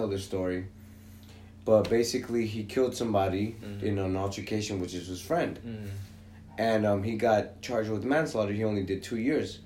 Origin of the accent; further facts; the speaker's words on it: Los Angeles, California, United States; I grew up in West LA, and our apartment was in the back of the back